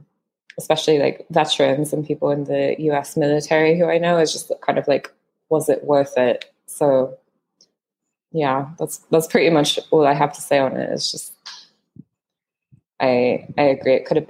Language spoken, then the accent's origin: English; United States; as an American citizen